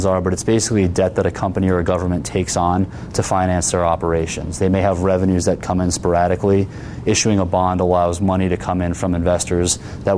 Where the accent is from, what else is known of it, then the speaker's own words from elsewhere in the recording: Connecticut, United States; Where I grew up in Connecticut, the Naugatuck River, which ran in a community next to mine